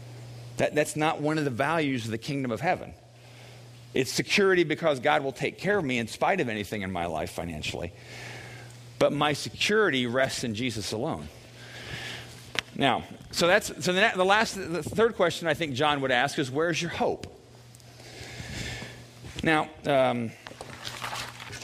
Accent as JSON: {"language": "English", "country": "United States", "tie": "born or raised there", "said": "I was born in America. I'm proud to be an American."}